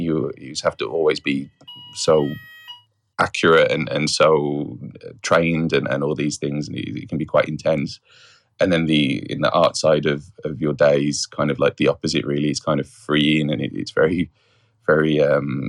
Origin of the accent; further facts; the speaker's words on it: West Bromwich, West Midlands, United Kingdom; I'm originally from West Bromwich in the Midlands in the UK, hence the accent